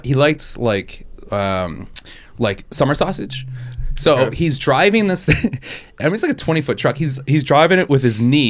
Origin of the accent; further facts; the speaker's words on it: Wisconsin, United States; I'm from Wisconsin